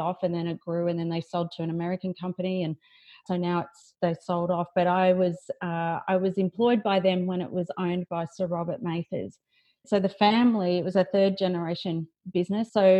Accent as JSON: {"language": "English", "town": "Lismore", "region": "New South Wales", "country": "Australia", "tie": "born or raised there", "moved": "yes", "said": "I grew up in Lismore in northern New South Wales"}